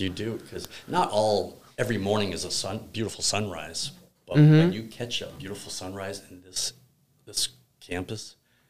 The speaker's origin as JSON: {"language": "English", "town": "Greenfield", "country": "United States", "tie": "born or raised there", "said": "Yeah, I grew up in Greenfield. Since the age of 3"}